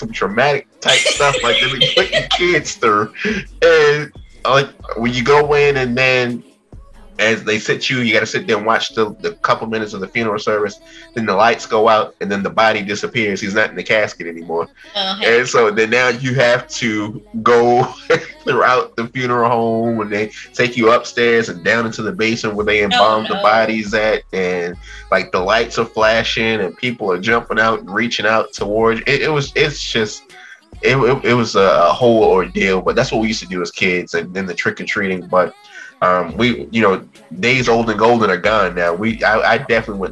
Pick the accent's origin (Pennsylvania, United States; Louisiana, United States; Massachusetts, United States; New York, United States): Pennsylvania, United States; Philadelphia; a kid growing up in Philadelphia